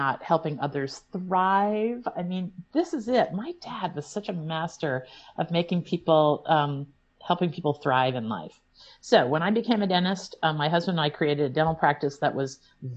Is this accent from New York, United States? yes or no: no; Illinois, United States; now in Vermont, United States; I grew up in Illinois, a world away